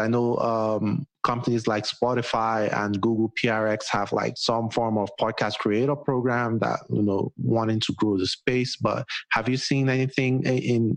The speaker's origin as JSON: {"language": "English", "country": "Nigeria", "moved": "yes", "lives_now": "United States", "said": "I'm Nigerian"}